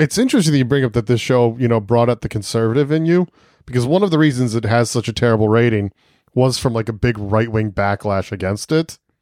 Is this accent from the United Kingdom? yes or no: no; Delaware, United States; both from Delaware